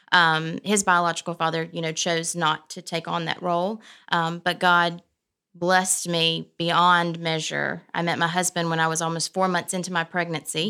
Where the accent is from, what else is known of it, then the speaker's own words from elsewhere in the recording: Prattville, Alabama, United States; I grew up in Prattville